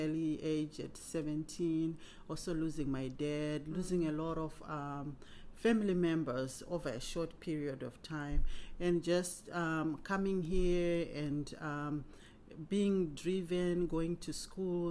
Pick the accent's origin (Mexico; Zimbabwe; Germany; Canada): Zimbabwe; moved away as an adult; now in Cincinnati, United States; I was born in Zimbabwe and migrated to America in 1998. Um, moved to Cincinnati and have been here since then